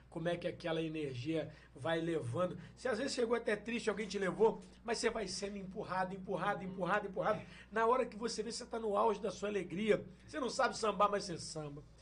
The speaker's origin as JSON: {"language": "Portuguese", "town": "Valença", "country": "Brazil", "tie": "born or raised there", "said": "Eu sou suspeito para falar, porque eu sou nascido e criado na Aparecida, um bairro periférico de Valença"}